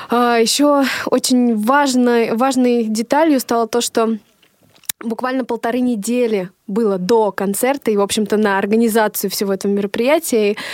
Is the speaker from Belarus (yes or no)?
no; Novodvinsk, Arkhangelsk Oblast, Russia; В, в детстве у меня э, на родине, на моей малой родине в городе Новодвинск, Архангельской области были сольные программы.